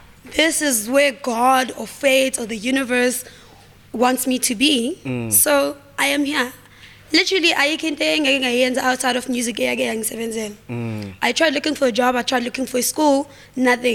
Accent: Vosloorus, Gauteng, South Africa; we're all from Foslo

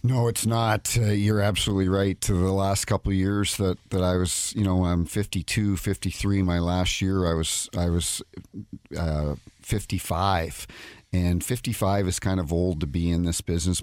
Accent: New Brunswick, Canada; moved away as an adult; also born or lived in Saint Louis; now in St. Louis, United States; I grew up in New Brunswick on the East Coast, New Brunswick, Nova Scotia

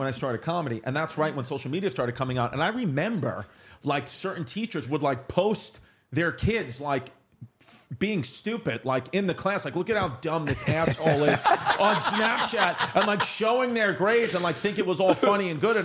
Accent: New York, United States; growing up in New York

